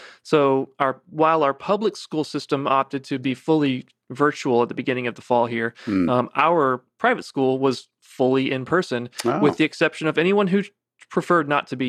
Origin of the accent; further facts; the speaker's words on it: Savannah, Georgia, United States; Yeah, I grew up in Savannah, actually.